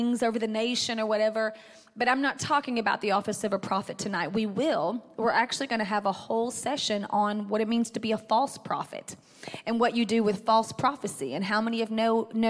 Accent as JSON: {"language": "English", "town": "Athens", "country": "United States", "tie": "born or raised there", "moved": "yes", "said": "My hometown is Athens"}